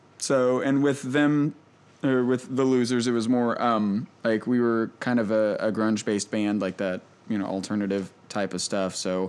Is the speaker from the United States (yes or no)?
yes; Montgomery, Indiana, United States; I'm from Montgomery, Indiana. It's like Hickville, USA.